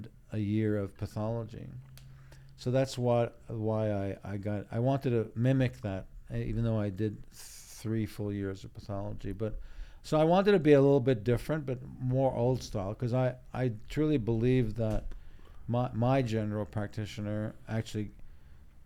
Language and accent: English; Israel; born in Israel, but my parents are European